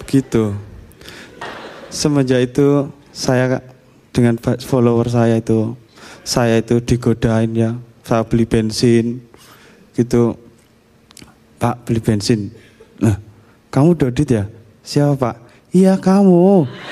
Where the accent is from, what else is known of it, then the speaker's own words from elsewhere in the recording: Java, Indonesia; saya Jawa, keluarga saya itu memegang erat budaya Eropa